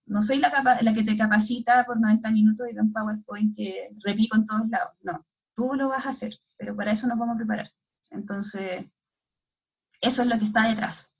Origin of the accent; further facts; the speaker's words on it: Santiago, Santiago Metropolitan Region, Chile; also born or lived in Limache, Chile / Brazil; soy de Santiago